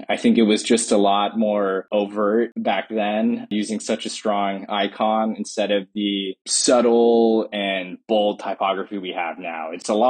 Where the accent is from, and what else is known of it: South Texas, United States; born or raised there; also born or lived in Monterrey, Mexico